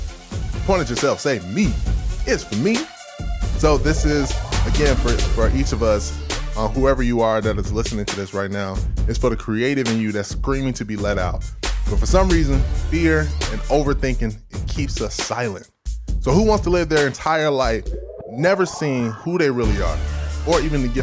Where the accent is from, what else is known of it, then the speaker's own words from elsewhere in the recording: Ghana; moved away; I am Ghanaian. I'm an African boy